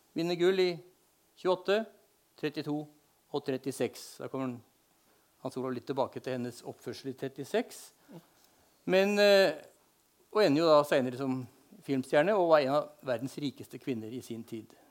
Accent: Spydeberg, Viken, Norway; moved away as an adult; now in Fagernes, Norway; Jeg har bodd på Fagernes i 50 år, men jeg er født og oppvokst i Spydeberg i Indre Østfold.

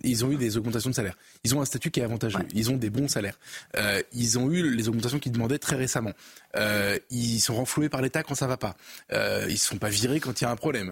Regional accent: France; en tant que Français

